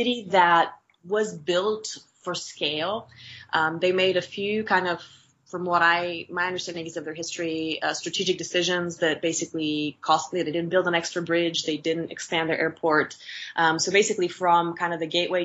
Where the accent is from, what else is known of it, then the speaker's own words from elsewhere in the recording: Bulgaria; moved away as an adult; now in United States; I was born in Bulgaria and raised there